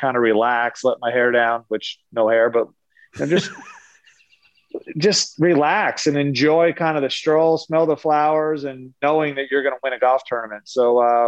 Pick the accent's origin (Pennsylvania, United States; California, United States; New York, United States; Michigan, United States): Pennsylvania, United States; Lancaster; also born or lived in Pittsburgh, Pennsylvania; my mom and dad are from Pittsburgh. We lived there till I was 7, but I grew up in Eastern Pennsylvania in Lancaster